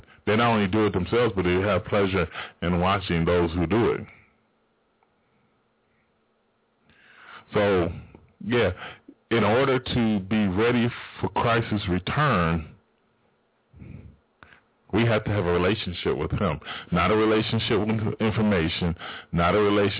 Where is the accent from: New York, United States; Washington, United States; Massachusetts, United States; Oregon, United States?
Washington, United States; Spokane; it's not like we got a bad place in Spokane